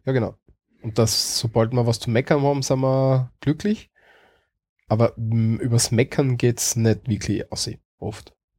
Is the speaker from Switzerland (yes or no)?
no; Austria; als Österreicher